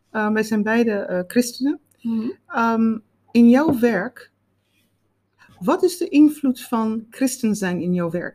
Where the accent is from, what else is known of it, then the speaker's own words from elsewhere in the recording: South Africa; now in Netherlands; ik kom uit Zuid-Afrika. Mijn moeder was, eh, maakte, naaide altijd kleding.